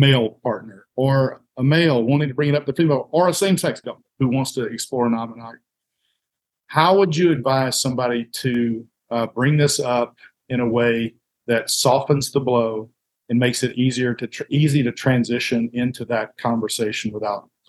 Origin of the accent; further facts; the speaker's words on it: Alabama, United States; I grew up here in Alabama, the Bible Belt, Southern culture to the core